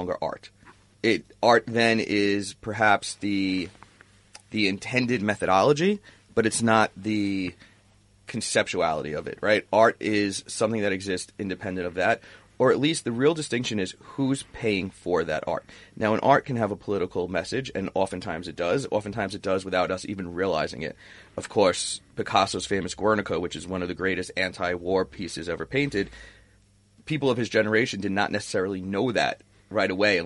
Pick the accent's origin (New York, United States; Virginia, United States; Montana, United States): New York, United States; New York City; now in Los Angeles, United States; I live in L.A. Born and raised in Brooklyn.